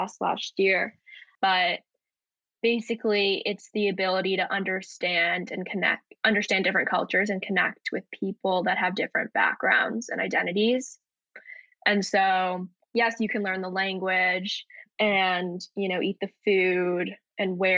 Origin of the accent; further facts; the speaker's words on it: United States; I was born and raised in the US and my parents never spoke the languages to me